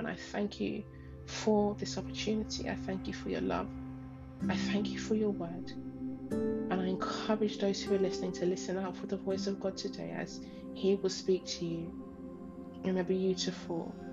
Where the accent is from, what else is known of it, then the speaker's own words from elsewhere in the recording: Ghana; moved away; my home country, Ghana, my home.